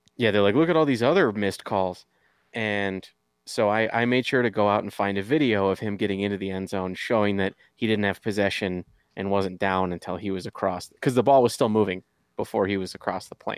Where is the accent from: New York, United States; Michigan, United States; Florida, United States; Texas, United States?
Michigan, United States; moved away; I'm from Michigan originally